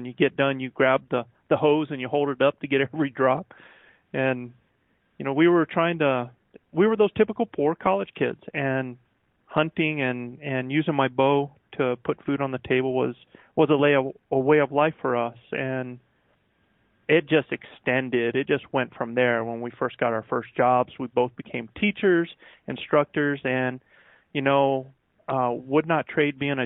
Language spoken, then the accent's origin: English; United States; also born or lived in Virginia; now in New Mexico, United States; I'm actually a backwoods Carolina boy, raised in both North and South Carolina. I was born in Virginia